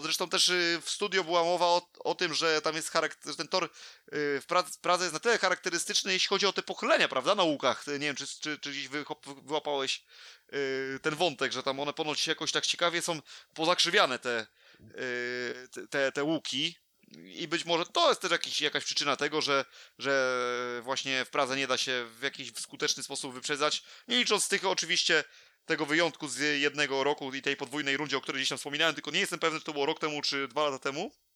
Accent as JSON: {"language": "Polish", "country": "Poland", "tie": "born or raised there", "said": "moje rodzinne miasto"}